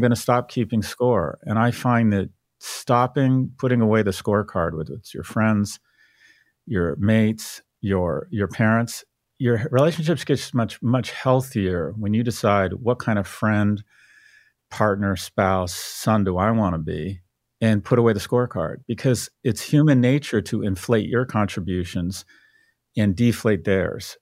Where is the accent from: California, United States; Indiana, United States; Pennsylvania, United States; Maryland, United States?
California, United States; San Diego; I was born in San Diego, but I didn't have any family around